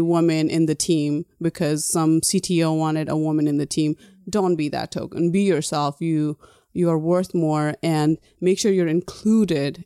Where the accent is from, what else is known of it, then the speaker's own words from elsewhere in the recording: Nepal; moved away; when I was growing up in Nepal, everybody thought I was foreigner.